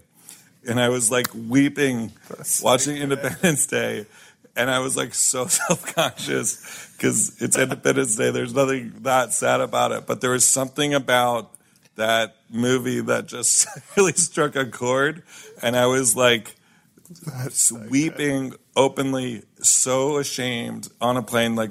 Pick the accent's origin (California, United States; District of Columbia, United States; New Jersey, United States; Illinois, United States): District of Columbia, United States; Washington; I grew up in Washington, D.C.